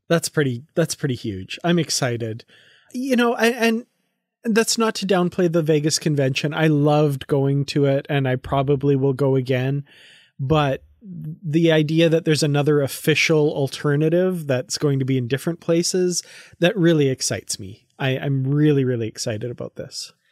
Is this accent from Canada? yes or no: yes; Canada; I'm from Canada and I've never been to Montreal.